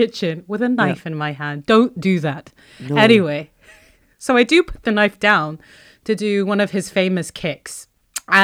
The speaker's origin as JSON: {"language": "English", "country": "Kuwait", "accent": "Kuwaiti", "said": "As in, like I have my westernized accent, and then I have my Kuwaiti accent."}